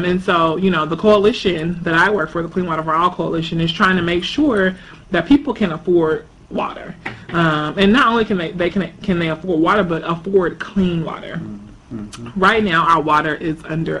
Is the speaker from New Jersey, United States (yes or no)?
no; Jackson, Mississippi, United States; moved away as an adult; also born or lived in Atlanta; now in Washington, D.C., United States; my hometown in Jackson